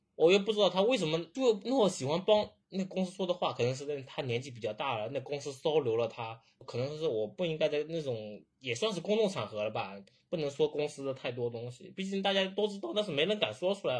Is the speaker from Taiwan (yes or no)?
no; Zhejiang, China; 我是浙江嘛，我是没有像杭州、上海那边那么多展会的